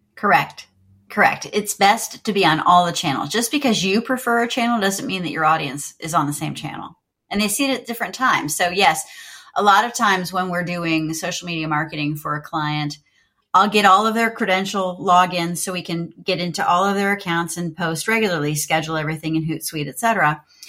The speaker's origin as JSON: {"language": "English", "town": "Jacksonville", "region": "Florida", "country": "United States", "tie": "born or raised there", "moved": "yes", "said": "I grew up in Jacksonville, Florida"}